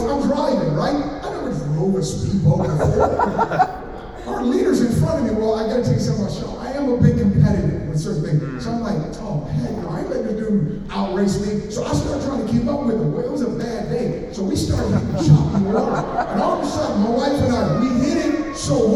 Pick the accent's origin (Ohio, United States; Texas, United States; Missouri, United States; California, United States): California, United States; Oakland; I'm from Oakland, California.